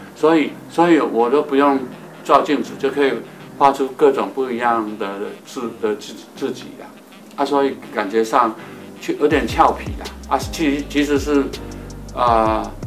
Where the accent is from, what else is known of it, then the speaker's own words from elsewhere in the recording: Taiwan; moved away; 我来自于海边，当我六十岁，呃，以后回自己的故乡